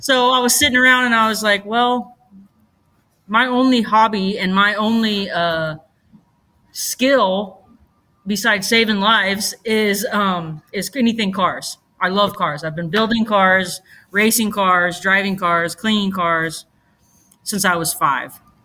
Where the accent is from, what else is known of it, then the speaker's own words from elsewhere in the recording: Roseburg, Oregon, United States; born and raised in Roseburg, Oregon